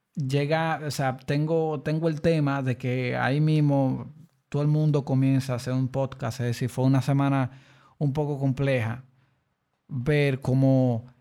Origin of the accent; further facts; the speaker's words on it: Dominican Republic; aquí, en mi país, República Dominicana